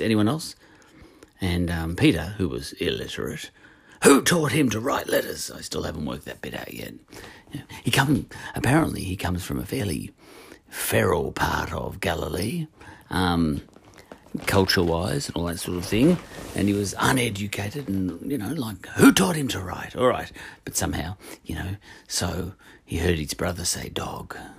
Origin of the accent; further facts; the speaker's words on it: Australia; We Australians